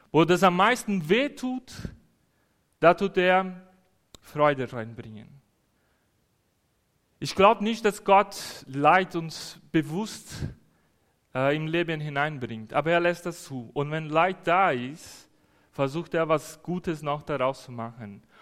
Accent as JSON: {"language": "German", "country": "Brazil", "said": "Als Brasilianer finde ich das schön, alles weiß draußen zu sehen. Das haben wir nicht in Brasilien."}